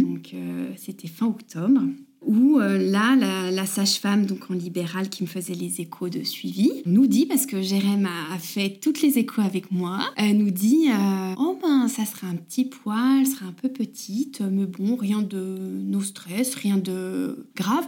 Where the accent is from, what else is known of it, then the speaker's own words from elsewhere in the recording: Bourg-en-Bresse, Auvergne-Rhône-Alpes, France; moved away as an adult; now in Arenthon, France; nous on vient pas du tout de la région de Haute-Savoie, on est de l'Ain vers Bourg-en-Bresse.